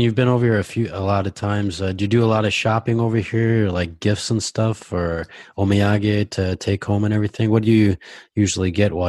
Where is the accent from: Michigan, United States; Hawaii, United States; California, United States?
Michigan, United States; Ann Arbor; also born or lived in San Francisco; now in Japan; my hometown in Ann Arbor, Michigan, like there's a lot of Asian markets. And when I lived in San Francisco, obviously there's Japantown there.